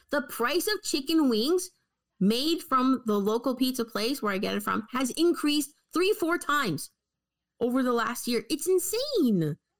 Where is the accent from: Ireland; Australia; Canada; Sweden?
Canada; as a Canadian